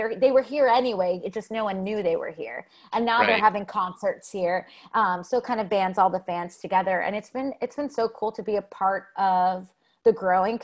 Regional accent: New Jersey, United States; now in New York City, United States; living in New York City or growing up in New Jersey

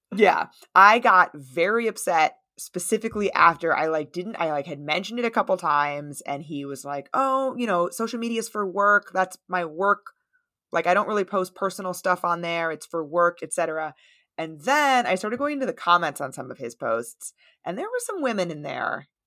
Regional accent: United States; I'm from the United States

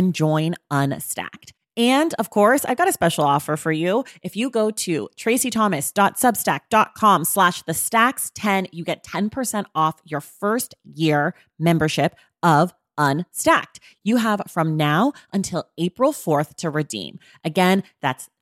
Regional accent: Oakland, California, United States; my hometown of Oakland, California

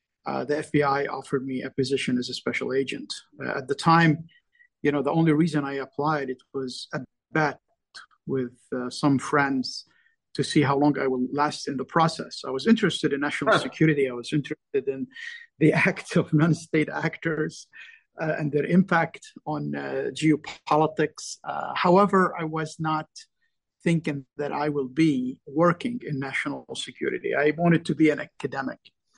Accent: Lebanon; now in United States; I came from Lebanon, which was really suffering, during the Civil War. And I went to school in the U.S.

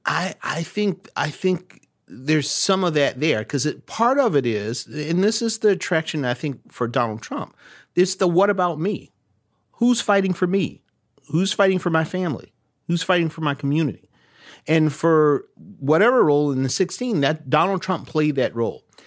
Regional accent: Orangeburg, South Carolina, United States; a black kid growing up in, uh, town like Orangeburg, my hometown

